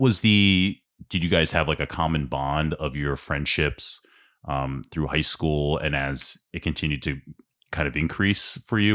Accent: Ambler, Pennsylvania, United States; I grew up in South Ambler

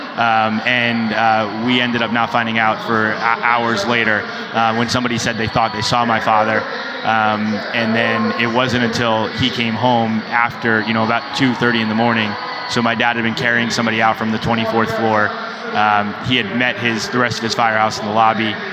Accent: New York City, New York, United States; I grew up in New York City, was playing ball. My dad was a New York City fireman

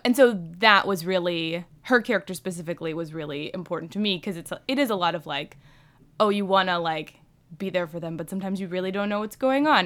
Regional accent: Bowie, Maryland, United States; born or raised there

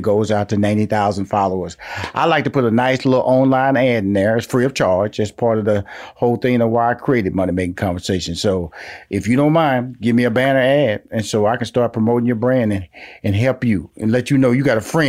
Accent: Houston, Texas, United States; And I'm from Houston, Texas. I'm a Southern boy, and it rings true in your tone.

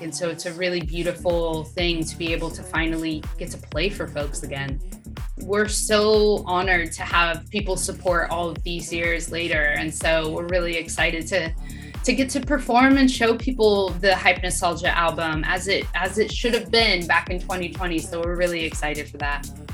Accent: Sacramento, California, United States; moved away as an adult; also born or lived in Los Angeles; I moved during the pandemic from LA back to my hometown and bought a house.

